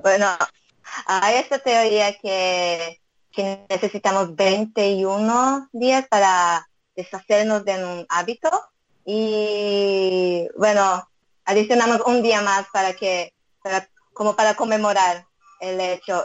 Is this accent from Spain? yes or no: no; Brazil; Spanish is a second language; moved away as an adult; now in Israel; mis padres son japoneses, yo nací, y crecí en Brasil